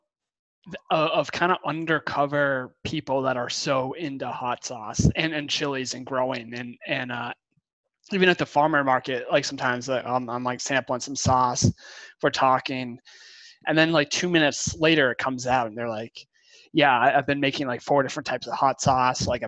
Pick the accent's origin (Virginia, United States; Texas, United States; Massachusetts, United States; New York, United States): Massachusetts, United States; Concord; where I grew up in Concord